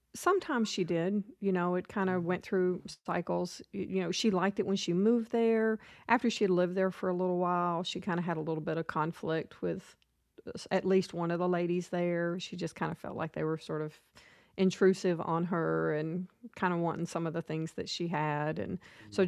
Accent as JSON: {"language": "English", "town": "Nashville", "region": "Tennessee", "country": "United States", "tie": "born or raised there", "also_born_or_lived": "Florida", "said": "I grew up in Nashville, kind of moved around a lot."}